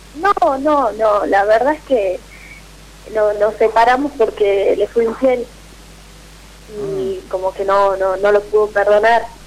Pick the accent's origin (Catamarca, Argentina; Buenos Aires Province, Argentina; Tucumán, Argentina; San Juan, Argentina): Catamarca, Argentina; San Fernando del Valle de Catamarca; Soy de Catamarca, capital